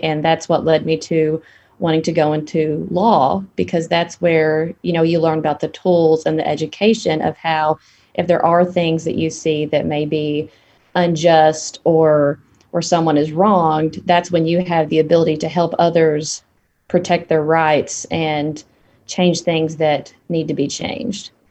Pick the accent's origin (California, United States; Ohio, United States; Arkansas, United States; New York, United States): Arkansas, United States; Piggott; Born and raised in Arkansas.